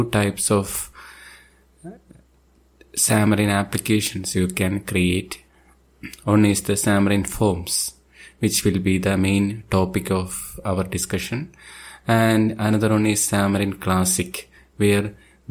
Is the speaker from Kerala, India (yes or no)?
yes; Thiruvananthapuram, Kerala, India; I am from Thiruvananthapuram, Kerala state